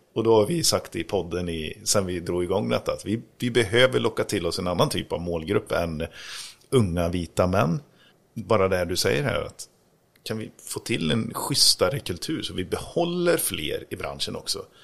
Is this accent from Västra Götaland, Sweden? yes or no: yes; Grästorp, Västra Götaland, Sweden; moved away; Grästorp där jag kommer ifrån